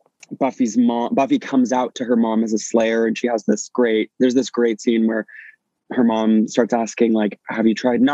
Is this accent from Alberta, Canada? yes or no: no; St. John's, Newfoundland and Labrador, Canada; I grew up in Newfoundland in, in St. John's